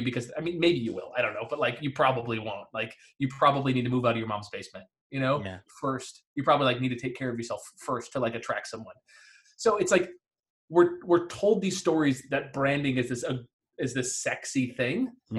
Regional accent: Detroit, Michigan, United States; So I grew up in the Detroit area.

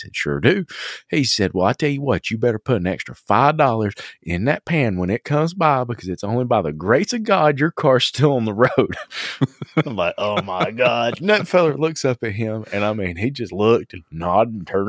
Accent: Southern United States, United States; So, you know, and we're from the South, right? David doesn't understand the South. And I'm in a different part of the South than you are, even though we're really close. We're from the mountain South, right?

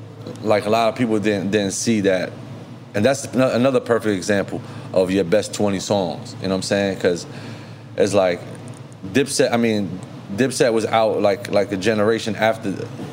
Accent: New York City, New York, United States; I'm from the Bronx, okay. You know what I'm saying? I'm from the Bronx

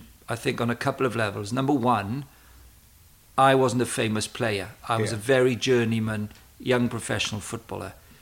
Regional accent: Wales, United Kingdom; moved away; also born or lived in Cambridge; I was a natural talker, being a Welshman

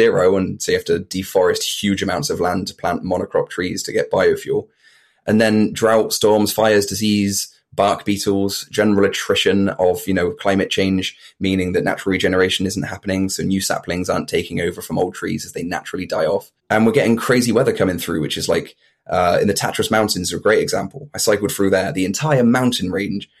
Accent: Bristol, South West England, United Kingdom; I'm from East Bristol

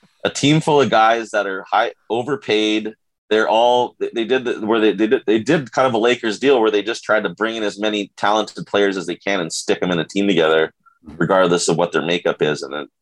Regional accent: Hawaii, United States; I'm from Hawaii.

